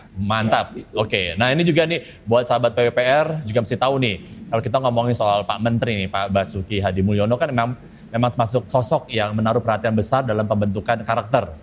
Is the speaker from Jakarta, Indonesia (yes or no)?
yes; Jakarta, Indonesia; born or raised there; also born or lived in Papua